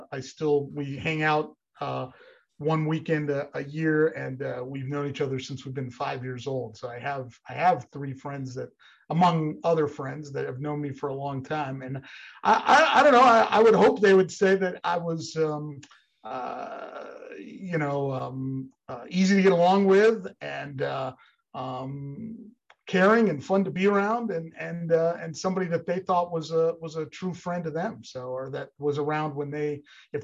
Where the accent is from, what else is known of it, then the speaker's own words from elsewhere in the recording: Northeast Pennsylvania, United States; I grew up in Northeast Pennsylvania